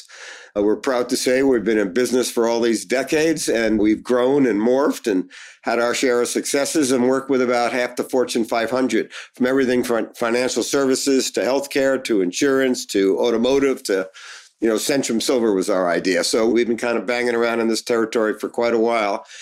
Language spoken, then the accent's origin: English; Newark, New Jersey, United States; I grew up in Newark, New Jersey